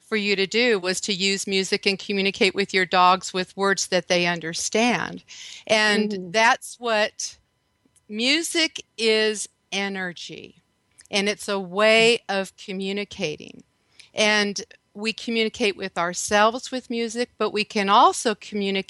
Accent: Redondo Beach, California, United States; moved away as an adult; now in Texas, United States; I'm actually from Redondo Beach, by the way. That's where I grew up. So I live in Texas now

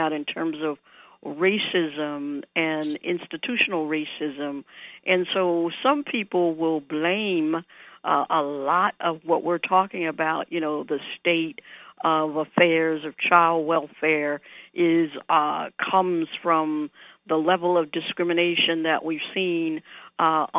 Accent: New Orleans, Louisiana, United States; moved away; I grew up in New Orleans

